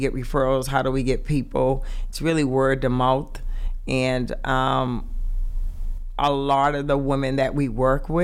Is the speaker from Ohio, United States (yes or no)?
no; Boston, Massachusetts, United States; From the inner city, I am from Roxbury